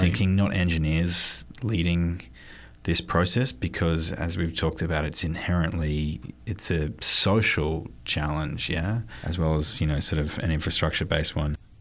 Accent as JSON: {"language": "English", "region": "New South Wales", "country": "Australia", "tie": "born or raised there", "moved": "as an adult", "lives_now": "San Francisco, United States", "said": "My home state of New South Wales"}